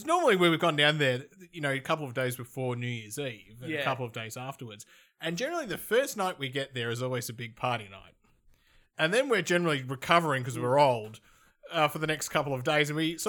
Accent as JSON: {"language": "English", "country": "Australia", "said": "See, being Australian, we turn up and start drinking."}